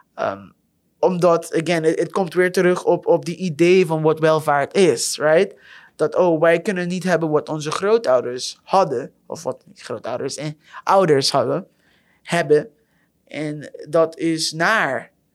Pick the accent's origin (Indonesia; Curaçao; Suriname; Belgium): Curaçao; now in Netherlands; ik kom zelf uit Curaçao